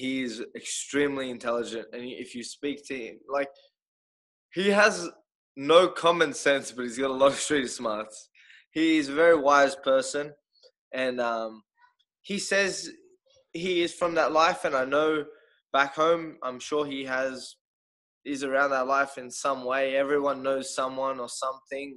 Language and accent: English; Australia; I'm from Australia